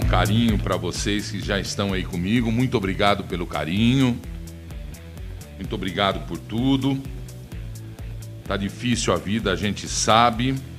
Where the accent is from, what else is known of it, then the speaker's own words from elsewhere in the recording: Brazil; eu sou brasileiro